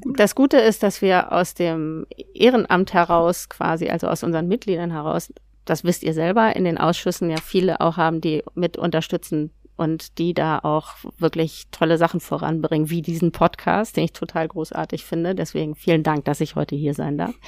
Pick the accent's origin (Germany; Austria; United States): Germany; Hamburg; Ich bin Hamburgerin